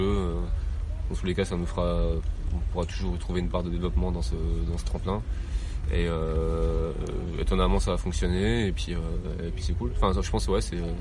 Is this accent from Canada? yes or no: no; Nancy, Grand Est, France; je viens de Nancy